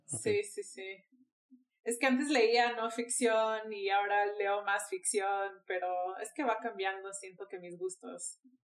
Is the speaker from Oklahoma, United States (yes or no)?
no; Miami, Florida, United States; now in Mexico City, Mexico; soy de Miami, vivo en la Ciudad de México